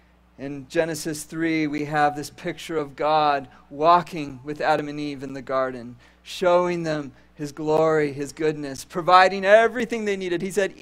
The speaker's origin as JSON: {"language": "English", "town": "Caracas", "country": "Venezuela", "tie": "born or raised there", "said": "When I was a boy, I grew up in South America, and we lived in a city that was nestled up in the mountains, about 20 minutes from the coast of the Caribbean Ocean."}